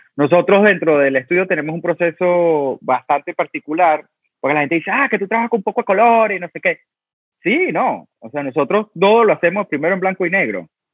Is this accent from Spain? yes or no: no; Venezuela; also born or lived in Italy; now in New York, United States; yo soy de Venezuela y soy del trópico